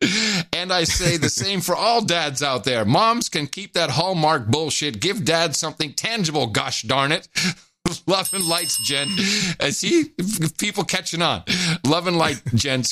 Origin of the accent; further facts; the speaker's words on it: United States; we're two American guys. We happen to be two American dads